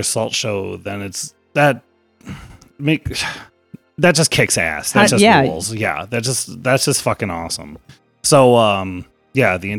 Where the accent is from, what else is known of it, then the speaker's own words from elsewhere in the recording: Rochester, United States; Rochester. We're local